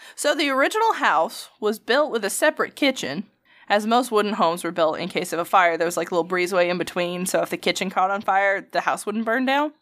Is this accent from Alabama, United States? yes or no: yes; Alabama, United States; accent: Alabama